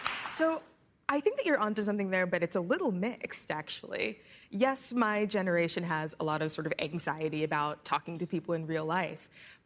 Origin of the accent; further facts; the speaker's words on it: Washington, District of Columbia, United States; I'm from Washington, D.C.